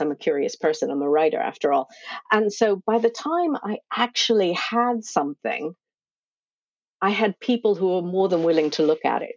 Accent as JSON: {"language": "English", "country": "United States", "also_born_or_lived": "Cornwall", "moved": "as an adult", "said": "I'm originally from the States."}